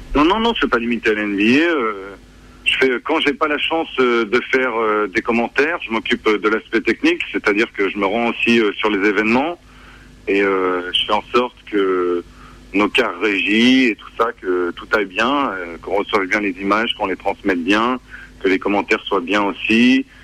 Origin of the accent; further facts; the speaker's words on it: Grenoble, Auvergne-Rhône-Alpes, France; also born or lived in Lyon; je viens de Grenoble et de ses environs